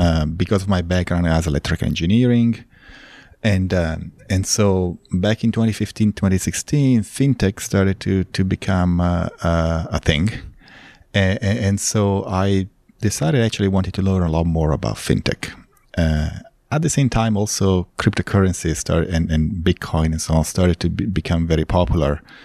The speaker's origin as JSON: {"language": "English", "town": "Milan", "region": "Lombardy", "country": "Italy", "tie": "born or raised there", "also_born_or_lived": "Los Angeles, United States / Texas, United States", "moved": "as an adult", "lives_now": "Austin, United States", "said": "I was, uh, born and raised in Italy"}